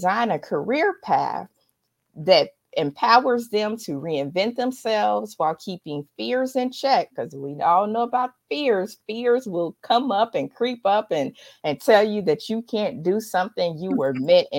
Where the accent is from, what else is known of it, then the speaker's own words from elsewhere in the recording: Dayton, Ohio, United States; I have one, somebody that's in my hometown of Dayton, Ohio.